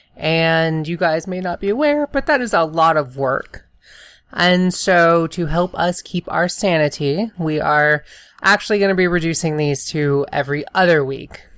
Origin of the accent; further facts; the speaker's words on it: the South, United States; I'm from the South.